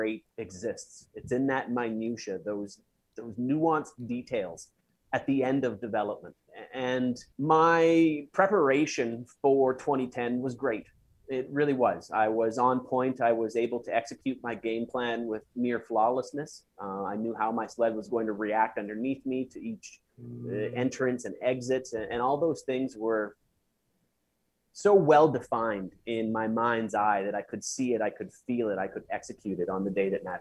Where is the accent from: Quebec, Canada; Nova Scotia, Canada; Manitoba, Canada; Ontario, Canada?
Manitoba, Canada; Russell; Russell, Manitoba, where I came from.